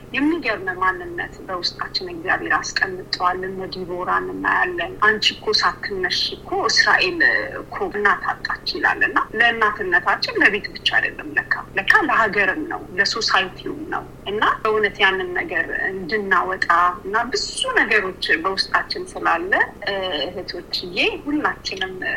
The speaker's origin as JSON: {"language": "Amharic", "country": "Ethiopia", "moved": "yes", "lives_now": "Sydney, Australia"}